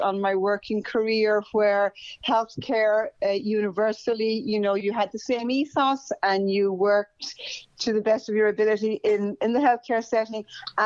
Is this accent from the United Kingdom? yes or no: no; County Leitrim, Connacht, Ireland; moved away as an adult; also born or lived in Dublin / Westchester / Queens; now in United States; I came from Ireland, born in County Leitrim, which is a small county in the northwest region.